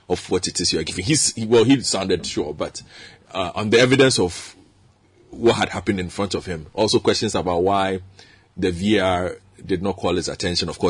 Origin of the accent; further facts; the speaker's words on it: Ghana; we are Ghanaian